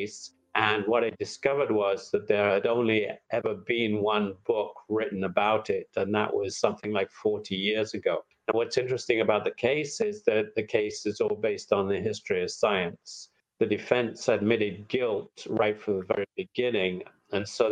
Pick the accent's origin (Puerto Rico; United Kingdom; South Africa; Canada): United Kingdom; England; moved away as an adult; now in United States; I came from England to study at Penn